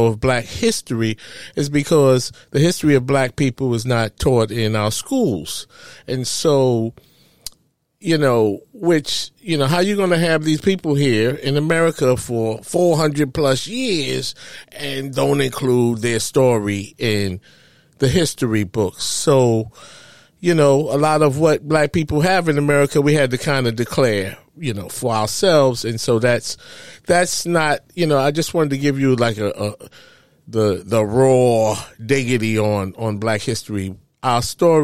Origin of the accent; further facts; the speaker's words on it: New York City, New York, United States; I grew up in East Harlem, or what is known as Spanish Harlem, El Barrio, they call it